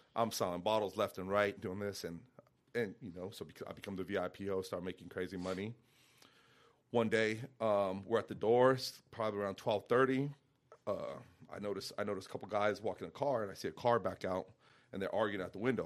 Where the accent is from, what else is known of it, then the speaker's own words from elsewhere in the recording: Santa Fe, New Mexico, United States; moved away; I was born and raised in Santa Fe, New Mexico